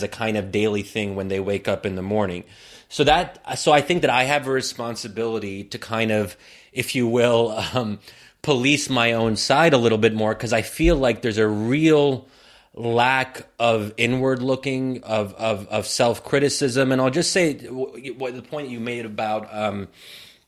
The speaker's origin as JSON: {"language": "English", "country": "United States", "said": "me as an American Muslim"}